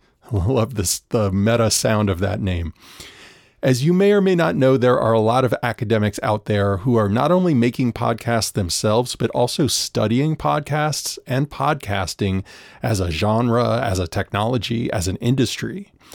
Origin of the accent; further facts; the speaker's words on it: New Orleans, Louisiana, United States; I grew up in New Orleans, which is just such a musically rich place